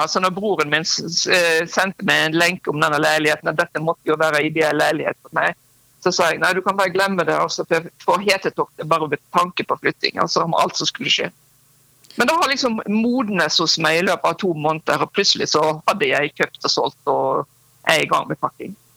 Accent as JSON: {"language": "Norwegian", "town": "Øystese", "region": "Vestland", "country": "Norway", "tie": "born or raised there", "moved": "as an adult", "lives_now": "Oslo, Norway", "said": "flytter jeg hjem til hjemstedet mitt, Øystesøy i Hardanger"}